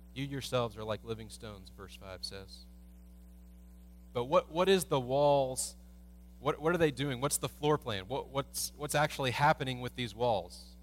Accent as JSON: {"language": "English", "country": "United States", "said": "as American Christians"}